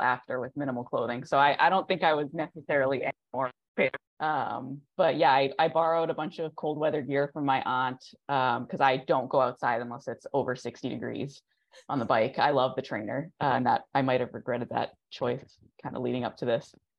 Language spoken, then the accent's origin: English; New England, United States; also born or lived in Colorado; now in Massachusetts, United States; we're both originally from New England.